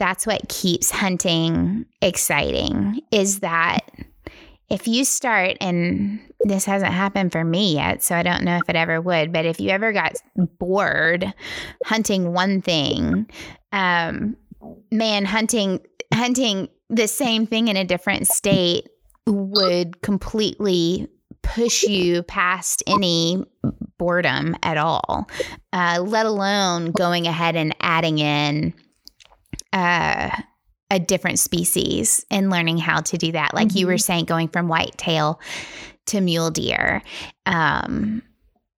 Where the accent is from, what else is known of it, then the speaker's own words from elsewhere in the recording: West Tennessee, United States; in West Tennessee, there's a coyote hunt that they have every year near my hometown